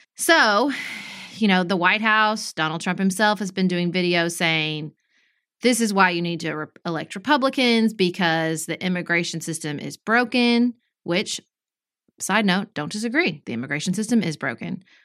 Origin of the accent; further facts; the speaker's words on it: United States; we as American citizens